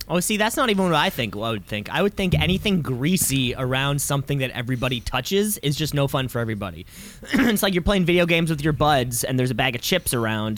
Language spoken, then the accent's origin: English; Canada; I'm Canadian